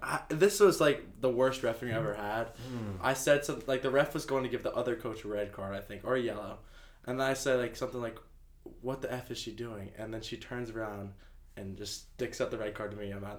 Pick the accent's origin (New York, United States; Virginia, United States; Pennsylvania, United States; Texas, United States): Virginia, United States; Northern